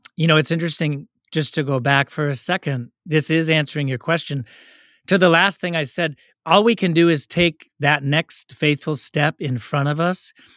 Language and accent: English; Oakland, California, United States; I grew up in Oakland.